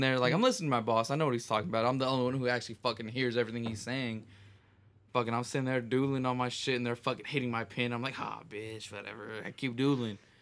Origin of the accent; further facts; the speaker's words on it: Texas, United States; I'm from Texas.